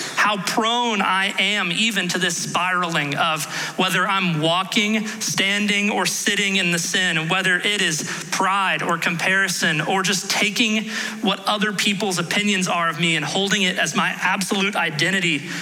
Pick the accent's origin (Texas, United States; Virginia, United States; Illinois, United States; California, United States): Texas, United States; Houston; I grew up in Houston